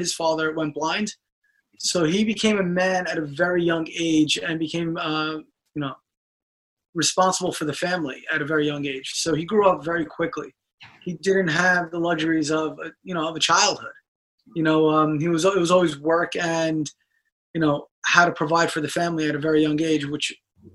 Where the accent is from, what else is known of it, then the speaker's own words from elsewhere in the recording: New York City, New York, United States; growing up in Brooklyn pretty much all my life to immigrant parents